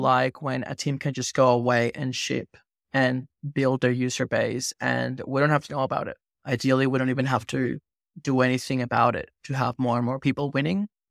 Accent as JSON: {"language": "English", "country": "Venezuela", "tie": "born or raised there", "said": "I grew up in Venezuela"}